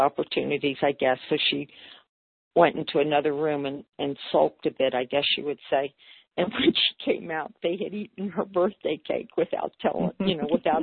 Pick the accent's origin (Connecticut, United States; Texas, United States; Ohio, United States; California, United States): Ohio, United States; Cincinnati; moved away; Cincinnati, which is my first leg of my journey, that's my hometown